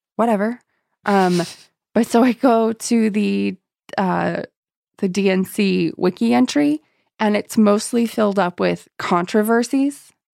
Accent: San Diego, California, United States; I'm from San Diego

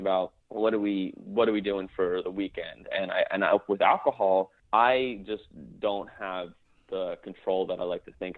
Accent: New Jersey, United States; I am from New Jersey.

